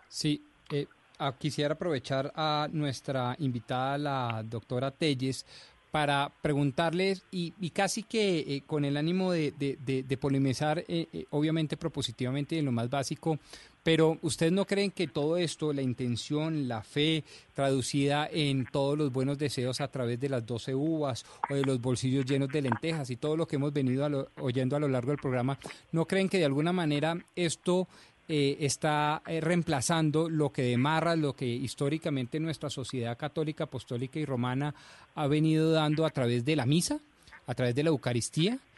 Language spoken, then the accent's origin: Spanish; Colombia; como buen eh, colombiano